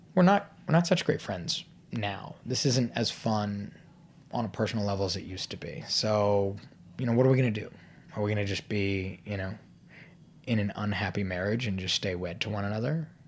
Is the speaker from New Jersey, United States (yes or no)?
no; Fairfax, Virginia, United States; moved away as an adult; also born or lived in Madison, Wisconsin; I grew up in Fairfax, Virginia